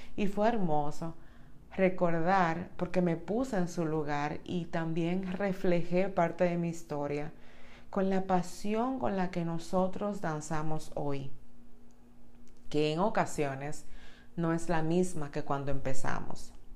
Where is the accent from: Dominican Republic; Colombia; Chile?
Dominican Republic; en República Dominicana, que es mi país natal